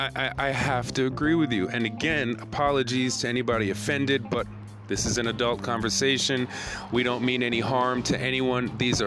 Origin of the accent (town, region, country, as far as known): United States; moved away; also born or lived in Japan